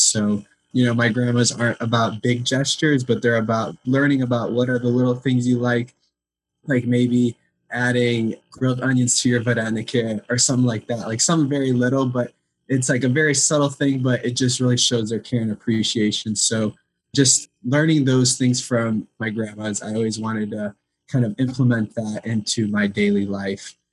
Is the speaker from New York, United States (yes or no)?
no; Chicago, Illinois, United States; I grew up in Chicago, Illinois, and I was always very active in the Ukrainian community.